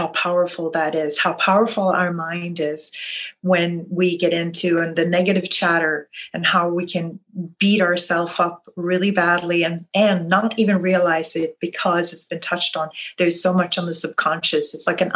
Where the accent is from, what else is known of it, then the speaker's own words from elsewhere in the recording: Sweden; now in New Orleans, United States; I'm originally from Sweden, but I am in New Orleans.